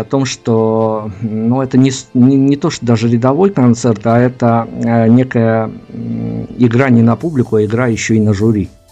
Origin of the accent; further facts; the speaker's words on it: Belarus; мы хотя из Беларуси